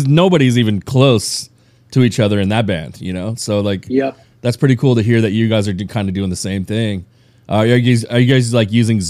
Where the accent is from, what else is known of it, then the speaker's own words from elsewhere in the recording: Upland, California, United States; I'm actually from Upland.